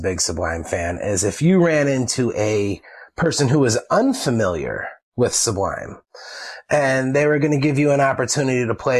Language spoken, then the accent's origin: English; Philadelphia, Pennsylvania, United States; I grew up in Philly